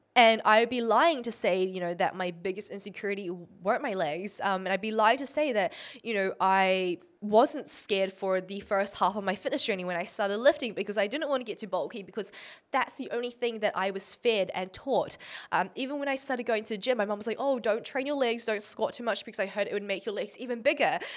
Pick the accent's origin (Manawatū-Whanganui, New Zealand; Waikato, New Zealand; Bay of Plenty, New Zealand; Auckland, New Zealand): Auckland, New Zealand; I was born in New Zealand, Auckland